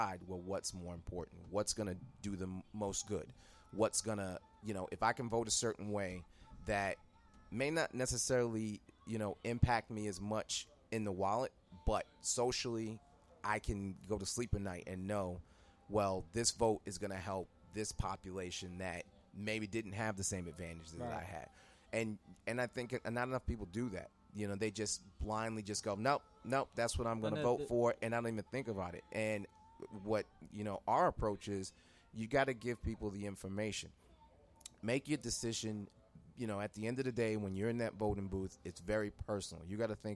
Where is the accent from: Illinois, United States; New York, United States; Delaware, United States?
New York, United States; New York City; Growing up in New York City